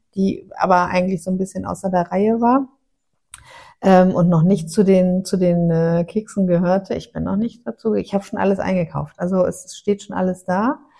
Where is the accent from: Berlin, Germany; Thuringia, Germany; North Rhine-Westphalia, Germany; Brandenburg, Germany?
North Rhine-Westphalia, Germany; Aachen; moved away; also born or lived in northern Germany; wir haben ja in Aachen gewohnt, ich bin mhm. ja gebürtig aus Aachen